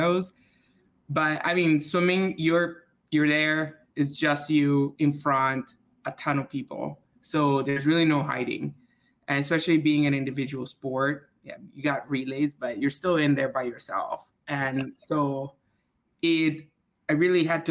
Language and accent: English; Switzerland; moved away as an adult; also born or lived in Dallas, Texas; now in United States; I grew up in Switzerland, and I did high school in Switzerland. And then I came to the U.S. when I was about 20 on a swimming scholarship